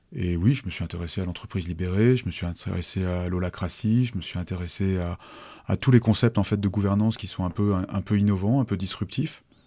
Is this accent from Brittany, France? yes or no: no; Annecy, Auvergne-Rhône-Alpes, France; also born or lived in Chambéry; J'ai grandi sur Annecy, à partir de l'âge de 7 ans à peu près j'ai fait toute une partie de ma scolarité et, de ma scolarité, euh, y compris post-bac